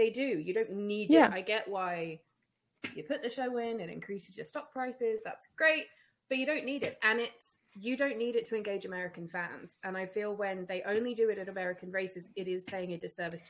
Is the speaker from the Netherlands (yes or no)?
no; United Kingdom; it really pissed me off as a Brit.